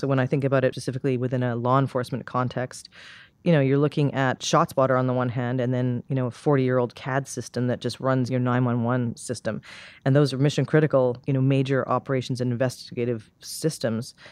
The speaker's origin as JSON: {"language": "English", "country": "Canada", "moved": "yes", "said": "I'm from Canada originally, and there's a small town a couple hours from where I grew up called Saint Albert"}